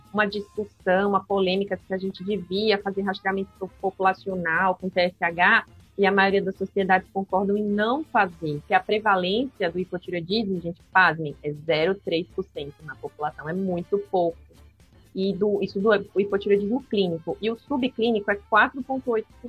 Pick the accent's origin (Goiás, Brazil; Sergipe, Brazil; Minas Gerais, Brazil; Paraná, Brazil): Sergipe, Brazil; Aracaju; moved away as an adult; also born or lived in São Paulo; E atualmente eu voltei para minha cidade natal, que é Aracaju